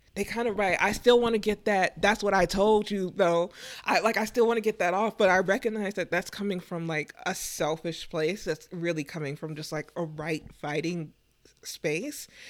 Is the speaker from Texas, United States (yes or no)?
yes; Texas, United States; moved away; growing up in Texas, um, originally